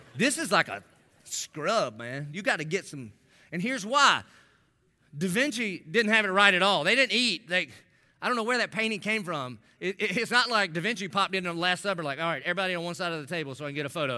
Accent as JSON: {"language": "English", "town": "Dillon", "country": "United States", "said": "I'm a nobody from Dillon"}